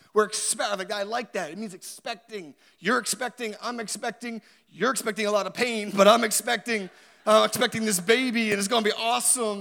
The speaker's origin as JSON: {"language": "English", "town": "Halifax", "region": "Nova Scotia", "country": "Canada", "tie": "born or raised there", "said": "I grew up in Halifax"}